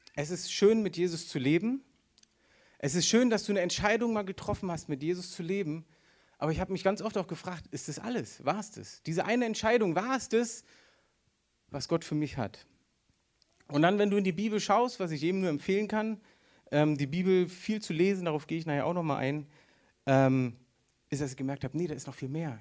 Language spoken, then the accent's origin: German; Berlin, Germany; Ja, ich bin Berliner. Für die, die es noch nicht wissen, ich bin Berliner